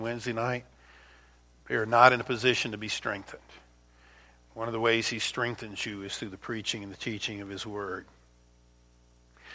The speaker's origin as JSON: {"language": "English", "region": "Louisiana", "country": "United States", "tie": "born or raised there", "said": "the Mississippi River, which I grew up near down in Louisiana"}